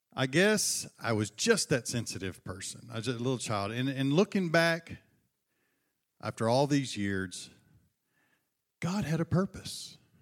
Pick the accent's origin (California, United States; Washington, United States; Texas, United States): Texas, United States; Buna; my hometown, uh, the beautiful metropolis of Buna, Texas